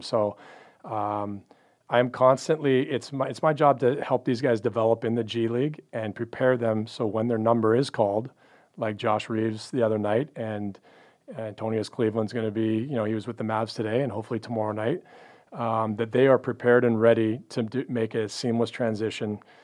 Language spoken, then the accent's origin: English; Canada; moved away as an adult; also born or lived in Pacific Northwest; now in Dallas, United States; Grew up in Canada